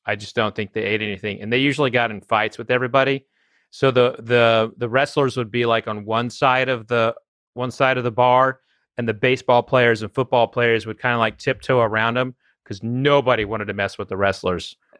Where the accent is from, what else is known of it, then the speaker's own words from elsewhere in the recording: Oklahoma, United States; I'm from Oklahoma